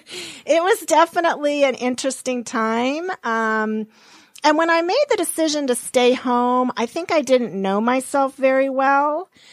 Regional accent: Montana, United States; moved away; I was born and raised in Montana.

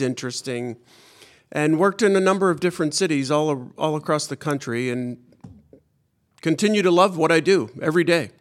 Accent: Pittsburgh, Pennsylvania, United States; moved away; also born or lived in Washington, D.C.; I was born in Pittsburgh

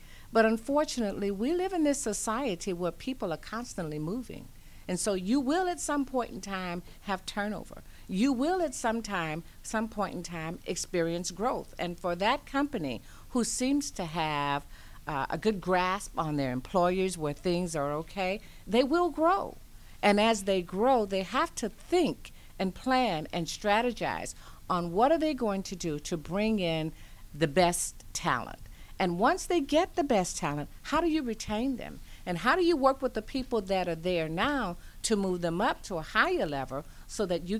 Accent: Louisiana, United States; You know, I am originally a Southern Belle. I was born in Louisiana, and I migrated all across the nation

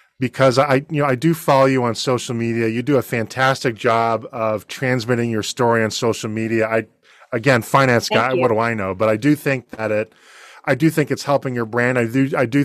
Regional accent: Boston, Massachusetts, United States; now in Georgia, United States; I grew up in Boston, so I've been a lifelong Red Sox fan.

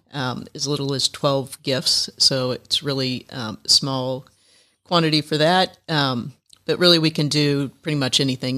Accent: Indiana, United States; moved away as an adult; now in Atlanta, United States; I grew up in Indiana.

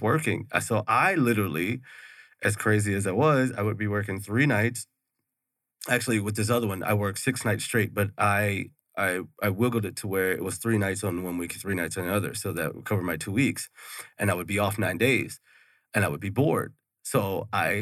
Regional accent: Houston, Texas, United States; moved away as an adult; now in Mesa, United States; I'm originally from Texas. I'm from Houston.

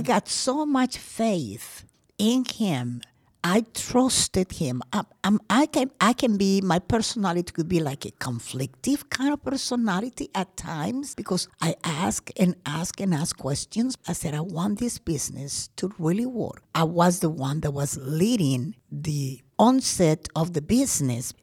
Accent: Colombia; also born or lived in Georgia, United States; now in Gwinnett County, Georgia, United States; I am from Colombia. Well, I was born in Colombia, but I've been a U.S. citizen for 45 years.

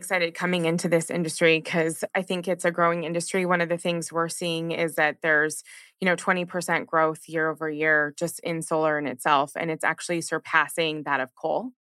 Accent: Scottsdale, Arizona, United States; moved away; I grew up in Paradise Valley, Scottsdale, Arizona. So yeah, just love it. Have moved around a lot and I'm excited to be back here in the sunny state.

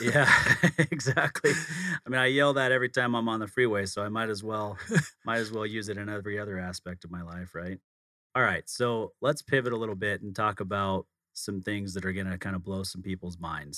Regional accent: outside of Salt Lake City, Utah, United States; I grew up outside of Salt Lake City, not as small of a town

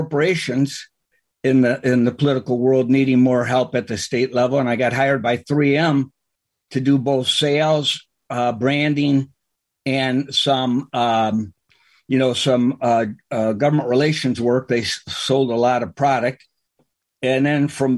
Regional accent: Chicago, Illinois, United States; I was from the Chicago area

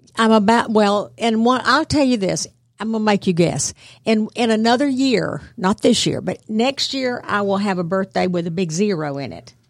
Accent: Bartow County, Georgia, United States; moved away as an adult; also born or lived in New York / Connecticut / Washington, D.C. / Virginia; I'm from Bartow County originally, went to public schools there

